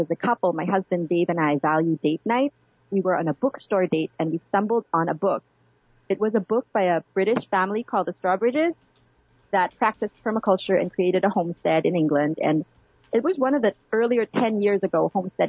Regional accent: Manila, Metro Manila, Philippines; now in Washington, D.C., United States; I grew up in Manila

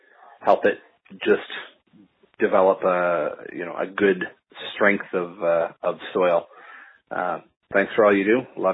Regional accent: Ontario, Canada; I'm from Ontario, Canada

